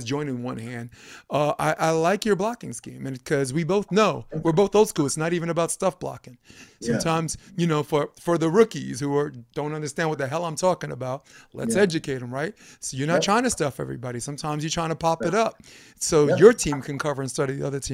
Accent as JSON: {"language": "English", "town": "New York City", "region": "New York", "country": "United States", "said": "I'm a fucking schmuck from Brooklyn"}